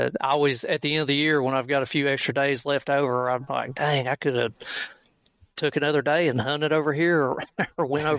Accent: Kentucky, United States; here in Kentucky

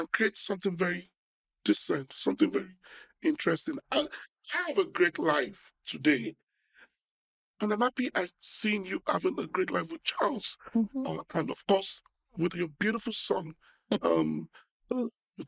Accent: Warri, Delta, Nigeria; I was born in Shell Petroleum in Warri

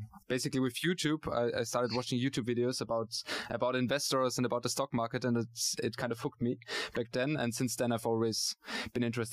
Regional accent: Austria; now in Hamburg, Germany; I'm originally from Austria

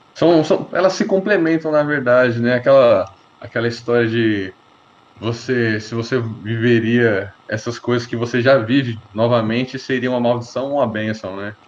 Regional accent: Brazil; nós nascemos no Brasil apenas a falar português

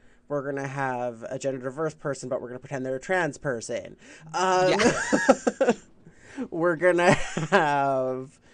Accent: Canada; as a Canadian

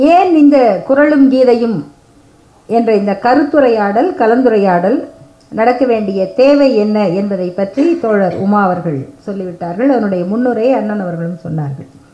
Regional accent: Salem, Tamil Nadu, India; நான் பிறந்து வளர்ந்த சேலம் பகுதியில்

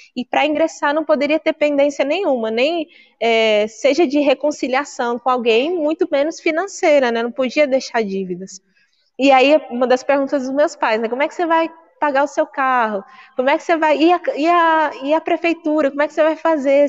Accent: Guarulhos, São Paulo, Brazil; Eu sou natural de Guarulhos

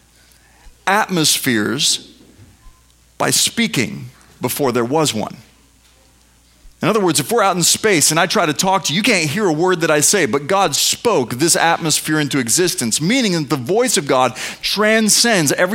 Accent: United States; I'm an American

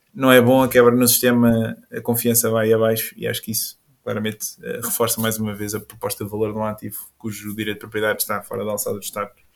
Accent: Caldas da Rainha, Centro, Portugal; Eu sou das Caldas

